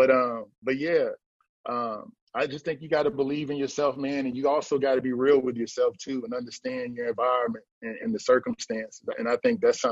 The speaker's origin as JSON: {"language": "English", "town": "Fayetteville", "region": "North Carolina", "country": "United States", "said": "We're both from Fayetteville, North Carolina."}